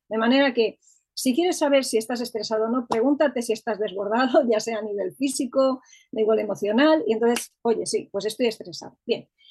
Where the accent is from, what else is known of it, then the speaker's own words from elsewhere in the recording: Madrid, Community of Madrid, Spain; Soy de Madrid, vivo en Madrid, estoy aquí afincada ya desde hace bastantes años, aunque he vivido en otras partes